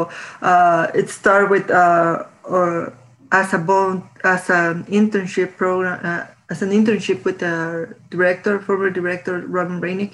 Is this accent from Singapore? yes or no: no; Guatemala; moved away as an adult; now in Tucson, United States; I am originally from Guatemala. I moved to the U.S. in 2016